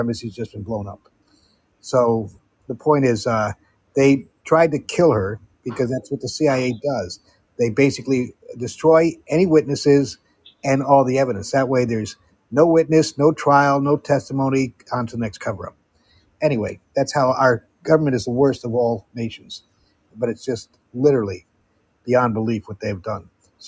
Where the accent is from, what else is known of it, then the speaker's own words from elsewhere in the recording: Amsterdam, North Holland, Netherlands; I've been doing the Netherlands, where I grew up in Amsterdam, for the past year and a half